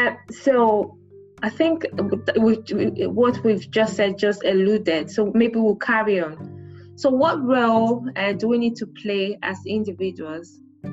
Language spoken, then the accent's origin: English; Nigeria; moved away; I'm from Nigeria, Hausa and everything.